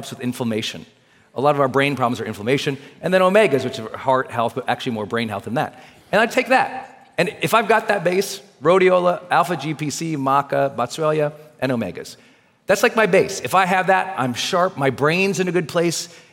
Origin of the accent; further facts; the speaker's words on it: Montana, United States; I'm from Montana, so there's food everywhere